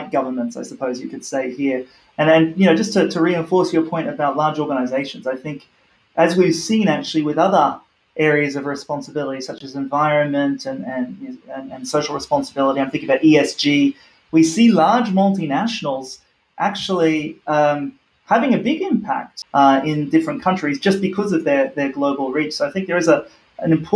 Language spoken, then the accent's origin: English; Australia; moved away; my home country of Australia